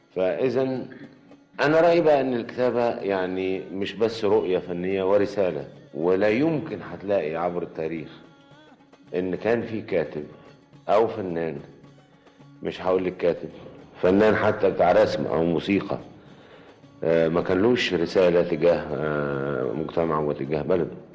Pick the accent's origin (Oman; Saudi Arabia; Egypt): Egypt; also born or lived in Sharqia Governorate, Egypt / Cairo, Egypt; ولدت في القرية فعلا قريتنا في محافظة الشرقية آه إنما كل السنوات اللي قضيتها في القرية لغاية سن 8 سنين بس بس ومن 8 سنين لغاية الآن أنا في مدن مصر مختلفة وفي القاهرة بالذات